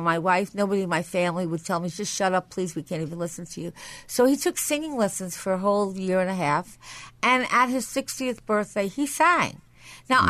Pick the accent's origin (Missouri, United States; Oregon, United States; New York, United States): New York, United States; Nassau County; moved away; I come from Nassau County, so I had a lot to learn when I came to the city